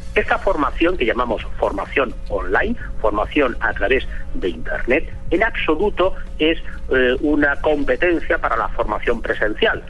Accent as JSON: {"language": "Spanish", "town": "Barcelona", "region": "Catalonia", "country": "Spain", "said": "yo soy español, soy de Barcelona"}